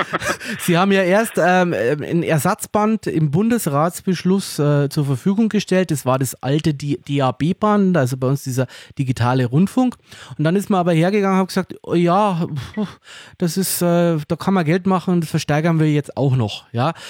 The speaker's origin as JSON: {"language": "German", "country": "Germany", "said": "bei uns in Deutschland"}